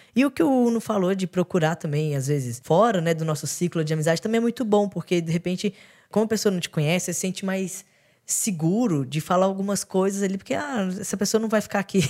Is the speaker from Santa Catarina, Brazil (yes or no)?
no; Belo Horizonte, Minas Gerais, Brazil; now in São Paulo, Brazil; Eu sou de Belo Horizonte, então também vim, vim para São Paulo